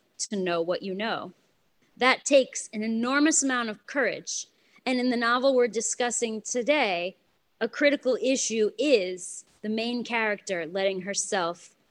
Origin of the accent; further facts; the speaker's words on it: New York City, New York, United States; when growing up in Brooklyn in the 80s